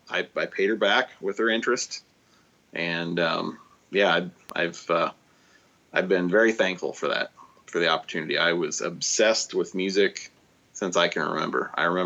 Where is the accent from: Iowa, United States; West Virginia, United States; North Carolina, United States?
Iowa, United States; Garden Grove; I grew up in South Central Iowa, Garden Grove. So, you know, tiny town.